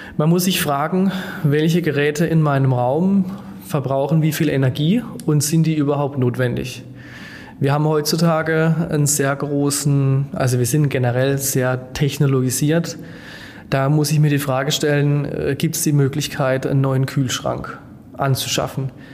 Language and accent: German; Germany; als Deutsche beziehungsweise als Europäer